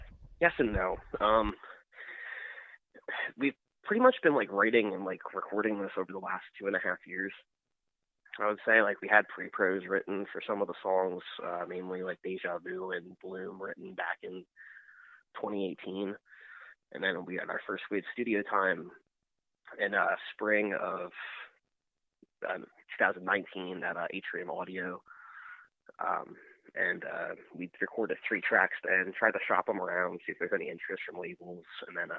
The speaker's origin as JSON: {"language": "English", "town": "Lancaster", "region": "Pennsylvania", "country": "United States", "said": "we're from Lancaster, Pennsylvania, and Lancaster, Pennsylvania has like an insane music scene."}